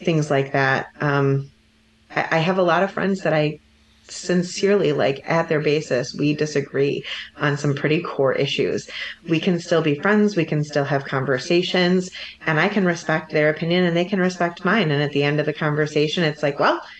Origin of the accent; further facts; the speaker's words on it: Livingston County, Michigan, United States; I have a very specific experience growing up in Livingston County